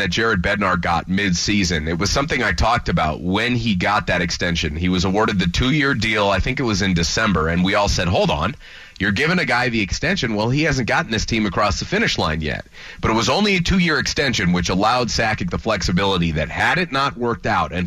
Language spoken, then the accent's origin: English; Chicago, Illinois, United States; I'm from Chicago.